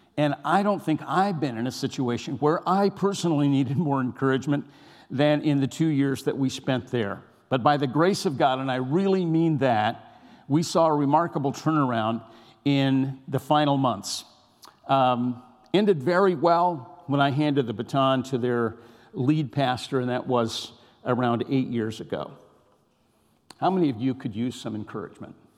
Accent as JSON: {"language": "English", "region": "California", "country": "United States", "tie": "born or raised there", "said": "I was raised in California"}